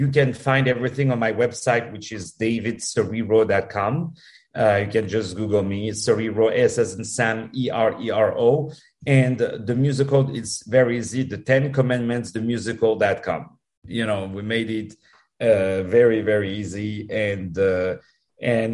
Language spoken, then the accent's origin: English; Paris, Île-de-France, France; I was born in Paris, as you can hear with my accent